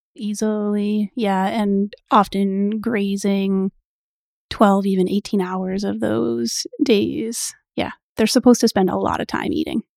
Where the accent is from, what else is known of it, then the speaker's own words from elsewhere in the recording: Canada; I am Canadian